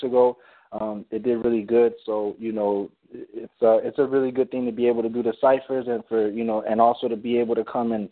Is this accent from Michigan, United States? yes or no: no; Chicago, Illinois, United States; born or raised there